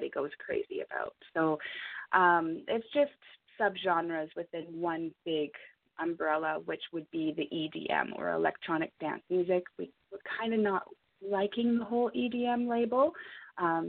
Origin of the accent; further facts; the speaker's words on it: Ontario, Canada; now in British Columbia, Canada; I'm originally from Ontario as well, but I moved out here.